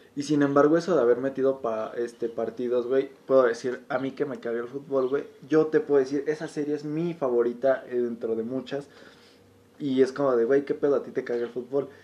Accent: Mexico; como mexicano y estando muy adentro de la cultura

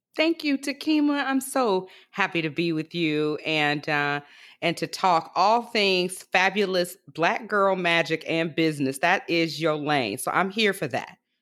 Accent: Prichard, Alabama, United States; I am actually from Pritchard, Alabama, which is a small bedroom community that borders, uh, Mobile, Alabama, right on the Gulf Coast.

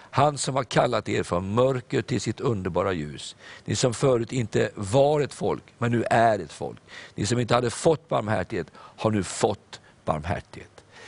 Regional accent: Sweden; jag är stolt över att jag är svensk.

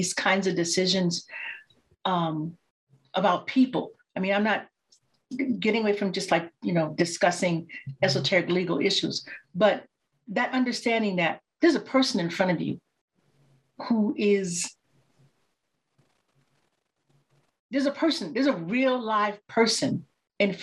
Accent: Chicago, Illinois, United States; I grew up in Chicago

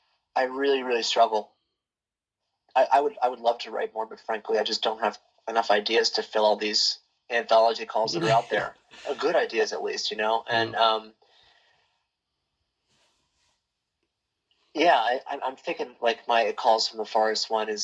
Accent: Baltimore, Maryland, United States; I'm from Baltimore, Maryland, which is where Edgar Allan Poe is from. And so I kind of grew up with him

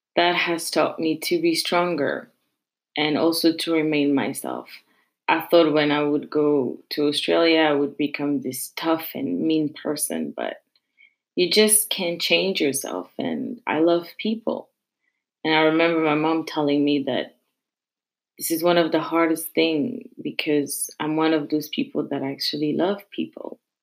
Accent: Paris, Île-de-France, France; I'm from Paris, but I live in the suburb and a very, very small suburb.

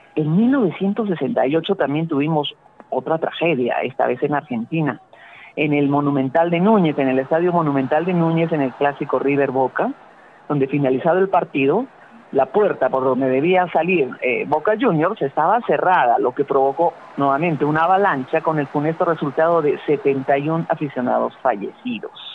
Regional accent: Arequipa, Peru; como arequipeños hagamos ese último esfuerzo

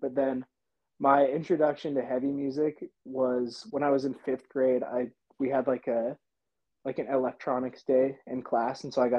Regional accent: Bountiful, Utah, United States; also born or lived in Salt Lake City, Utah / Sugar House, Salt Lake City; I grew up in Bountiful.

